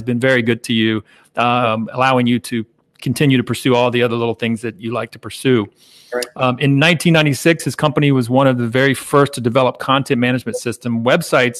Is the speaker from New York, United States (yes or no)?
no; Jacksonville, Florida, United States; also born or lived in Savannah, Georgia; I grew up in the Jacksonville area, Jacksonville, Florida